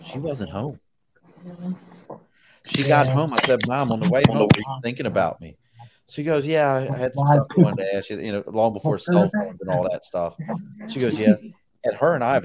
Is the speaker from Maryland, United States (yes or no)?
yes; Dundalk, Maryland, United States; I grew up in Dundalk